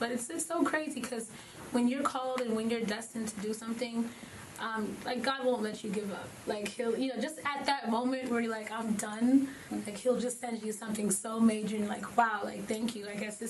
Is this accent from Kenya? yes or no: yes; Kenya; Like, hey, I'm from Kenya, my sister's from Nigeria, my other sister's from South Africa.